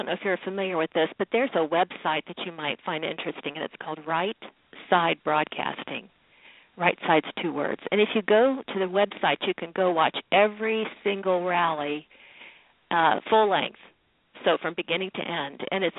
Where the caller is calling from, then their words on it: Dayton, Ohio, United States; From Dayton, Ohio.